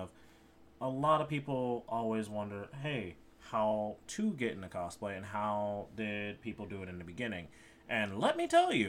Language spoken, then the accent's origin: English; Chicago, Illinois, United States; I'm from Chicago.